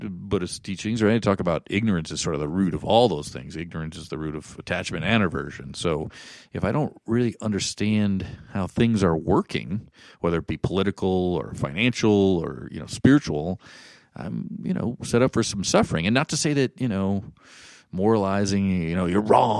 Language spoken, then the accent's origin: English; Hawaii, United States; also born or lived in West Point, New York / East Coast; now in Boulder, United States; I was born in West Point, New York. My dad was an economics teacher there after doing two tours in Vietnam, and he was a gentleman soldier. And then we moved, he got a job in the private sector and moved out to Hawaii. So I grew up there